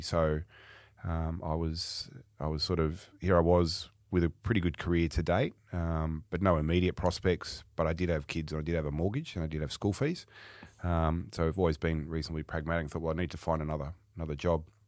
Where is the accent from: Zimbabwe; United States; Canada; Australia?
Australia; Sydney, New South Wales; also born or lived in Melbourne; I was born in Sydney, um, and I'll be fifty-one in a few weeks' time, so, um, yeah, just around Father's Day. And, um, grew up in the, in the outer suburbs of Sydney